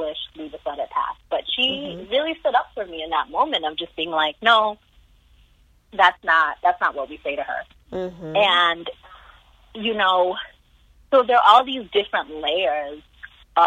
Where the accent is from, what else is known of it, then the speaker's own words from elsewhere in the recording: Indiana, United States; We grew up in Barbaryville, Indiana